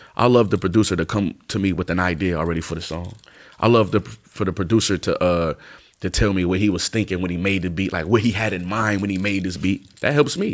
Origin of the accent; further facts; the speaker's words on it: East Coast, United States; I'm from the East Coast